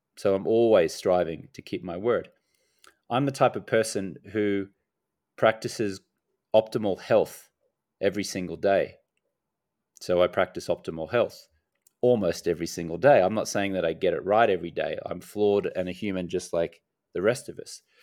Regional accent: Australia; also born or lived in United States; now in Medellin, Colombia; I'm an Australian American

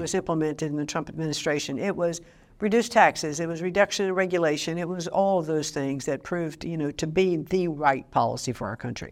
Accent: Connecticut, United States; my home state of Connecticut

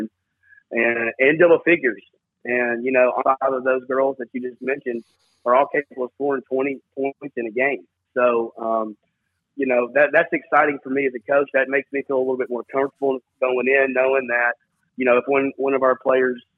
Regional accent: Murfreesboro, Tennessee, United States; I was lucky enough to grow up in the gyms at Oakland High School

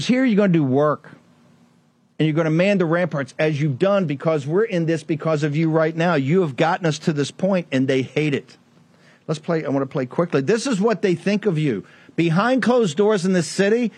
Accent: Richmond, Virginia, United States; as a native of Richmond, Virginia

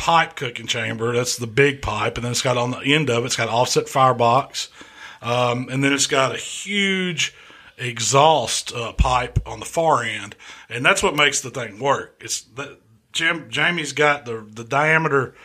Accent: Mississippi, United States; we're from Mississippi

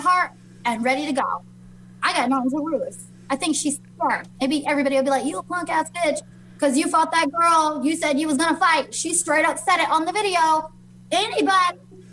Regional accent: Las Vegas, Nevada, United States; I'm from Vegas

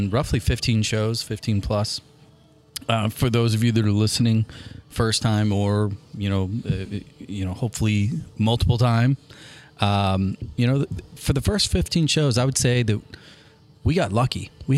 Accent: United States; I'm an American and we have so much more experience in winning at this game than Brazilians.

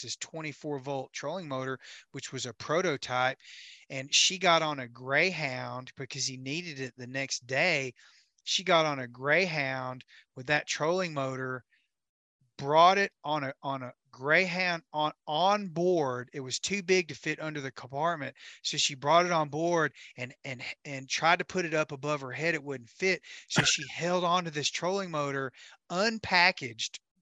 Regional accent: Camden, Tennessee, United States; Camden, Tennessee, on Kentucky Lake, my hometown

